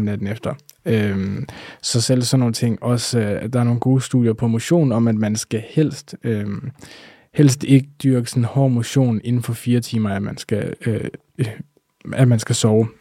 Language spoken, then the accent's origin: Danish; Denmark; vi danskere